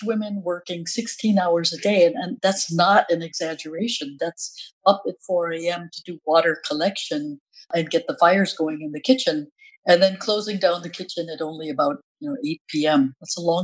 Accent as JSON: {"language": "English", "country": "United States", "said": "as an American, for me, that meant interest in forestry and various natural resources"}